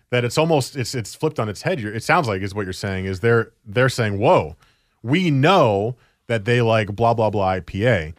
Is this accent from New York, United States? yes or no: no; New Jersey, United States; moved away as an adult; also born or lived in Oregon; now in Portland, United States; I grew up in New Jersey. I grew up in the East Coast.